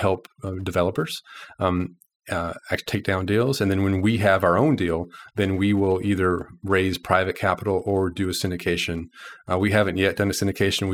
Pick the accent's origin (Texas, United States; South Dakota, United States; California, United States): Texas, United States; now in Little Rock, United States; I grew up in Texas